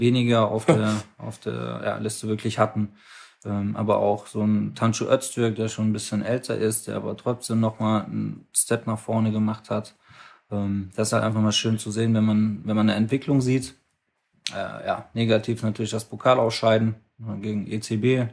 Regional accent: Mannheim, Baden-Württemberg, Germany; komme gebürtig aus Mannheim, Hab äh, beim SSV Vogelstand angefangen Fußball zu spielen, da war mein Vater mein, mein Trainer bis zur E-Jugend

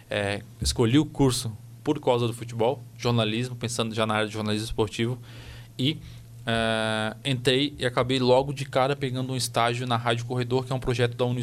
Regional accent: São João Batista, Santa Catarina, Brazil; Eu vim de São João Batista, terra do calçado, perto de Florianópolis, para

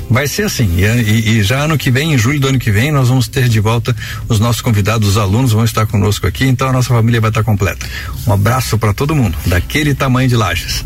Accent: Brazil; nós, como brasileiros

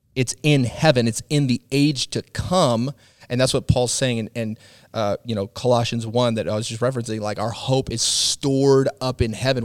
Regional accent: Midwest, United States; as an American, you know, raised in the Midwest

